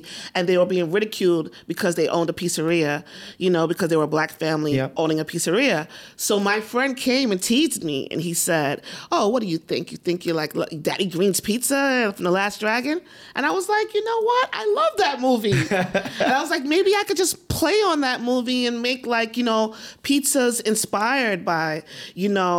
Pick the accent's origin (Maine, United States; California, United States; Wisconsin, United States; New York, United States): New York, United States; New York City; I'm from New York. You know, I was born here. I live in the Rockaways